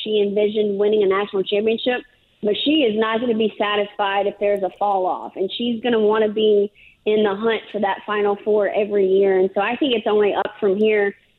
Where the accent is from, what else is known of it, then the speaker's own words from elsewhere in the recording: North Louisiana, United States; I'm from North Louisiana, which is basically like East Texas, so it's not really that true South Louisiana.